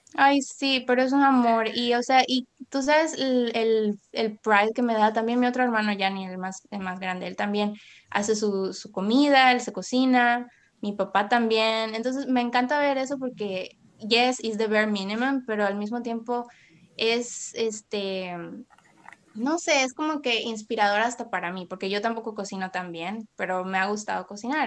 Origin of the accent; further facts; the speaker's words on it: Puerto Viejo, Costa Rica; crecí en Puerto Viejo